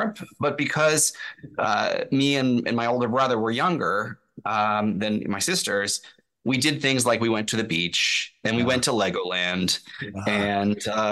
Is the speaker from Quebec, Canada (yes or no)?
no; Toronto, Ontario, Canada; So I grew up here in Toronto.